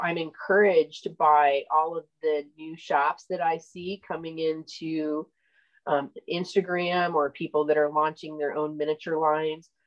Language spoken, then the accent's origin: English; Illinois, United States; also born or lived in Oregon; now in Central Florida, United States; I'm originally from Illinois.